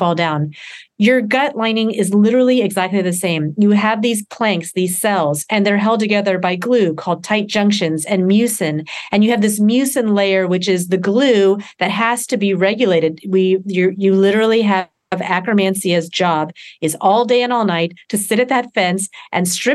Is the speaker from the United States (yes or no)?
yes; Deep South, United States; I grew up in the Deep South